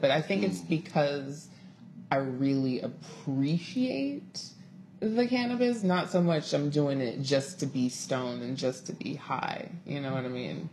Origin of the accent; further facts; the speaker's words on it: Inglewood, California, United States; born and bred in Inglewood, California